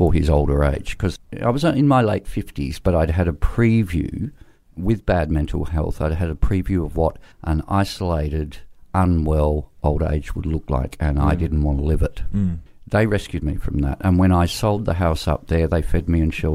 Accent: South Australia, Australia; I grew up in South Australia

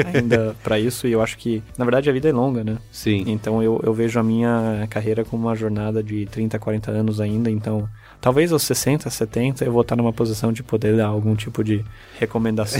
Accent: Brazil; also born or lived in Germany; Eu sou alemão, mas eu cresci aqui no Brasil

